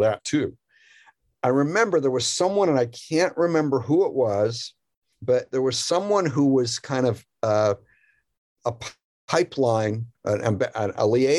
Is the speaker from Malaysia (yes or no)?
no; Canada; now in United States; I moved here from Canada, as I mentioned, and I had this image of what United States was or could be.